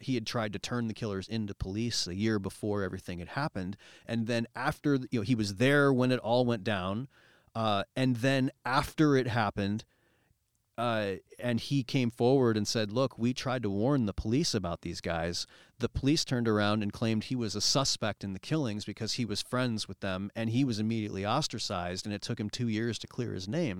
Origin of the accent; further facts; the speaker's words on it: Cedar Rapids, Iowa, United States; also born or lived in New York; growing up in Cedar Rapids